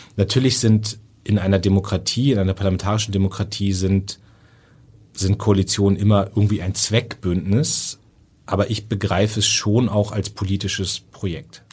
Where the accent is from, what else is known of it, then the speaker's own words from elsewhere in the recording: Northern Germany, Germany; ich bin auch Norddeutscher